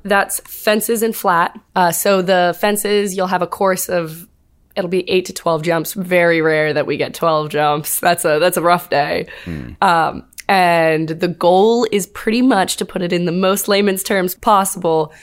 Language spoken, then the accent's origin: English; Fauquier County, Northern Virginia, United States; moved away as an adult; now in Auburn, Alabama, United States; I am from Northern Virginia-ish.